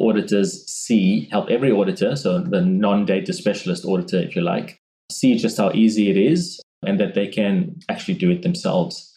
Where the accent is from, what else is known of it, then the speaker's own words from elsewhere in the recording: South Africa; moved away as an adult; now in Brisbane, Australia; I was born and raised in South Africa. And that's where the slightly nuanced accent comes from.